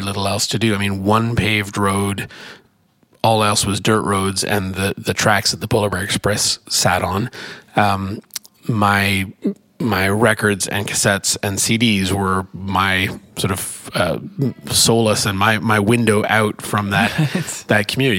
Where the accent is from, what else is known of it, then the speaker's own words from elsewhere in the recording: Ontario, Canada; moved away as an adult; also born or lived in Montreal / Canadian Arctic; now in United States; I'm from Canada